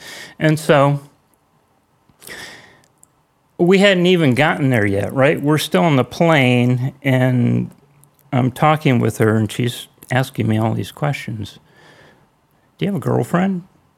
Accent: California, United States

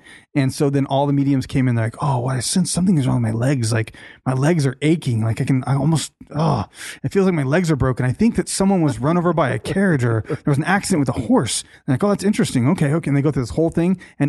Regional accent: Boston, Massachusetts, United States; Yeah. I'm a Bostonian.

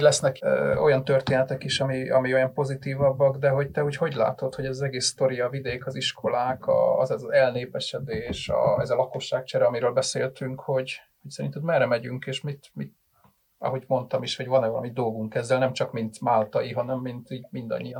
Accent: Budapest, Hungary; én nem voltam soha se falusi fiú, se falusi lány, hanem én ugye ilyen, ilyen budapesti gyerek vagyok

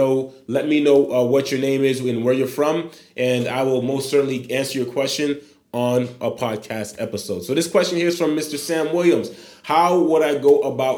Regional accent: Haiti; moved away; born in Haiti, 27 years old as of December 1st

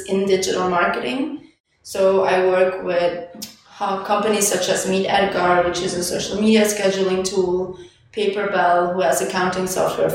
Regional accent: Belgium; moved away as an adult; now in Lisbon, Portugal; I'm from Belgium originally, but I moved to Lisbon 2 years ago.

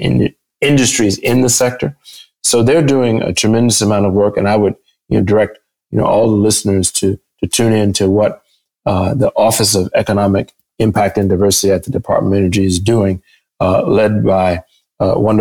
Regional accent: Michigan, United States; in my home state in Michigan

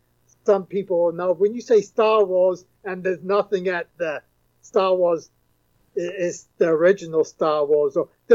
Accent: England, United Kingdom; moved away; I'm originally from England

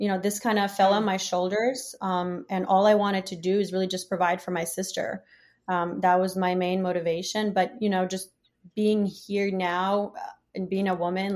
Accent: Oleshky, Kherson Oblast, Ukraine; now in United States; I was born and raised in a southern part of Ukraine in a small town called Tsirupinsk. Today, the town is known as Alyeshki.

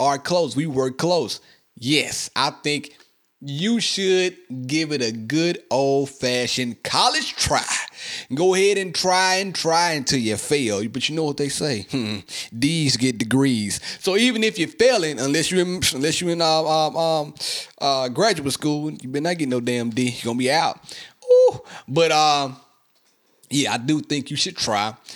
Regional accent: Mississippi, United States; I love my hometown, man. I love Mississippi.

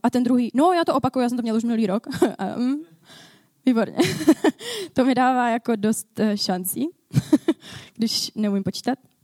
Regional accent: Ostrava, Moravian-Silesian Region, Czechia; Já jsem z Ostravy. Já tady v Ostravě pracuji

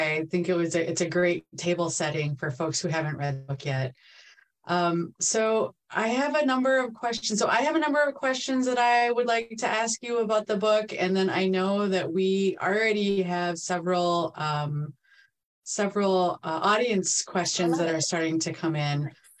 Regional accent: Minnesota, United States; growing up here myself in the 1970s

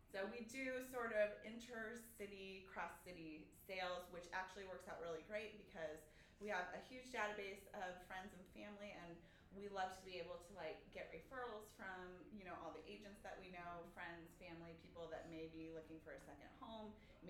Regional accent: Tucson, Arizona, United States; also born or lived in Phoenix; I was actually born and raised in Tucson.

